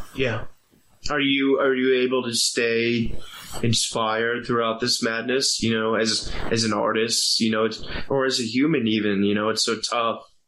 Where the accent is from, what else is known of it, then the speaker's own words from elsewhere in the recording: Virginia, United States; I grew up in Virginia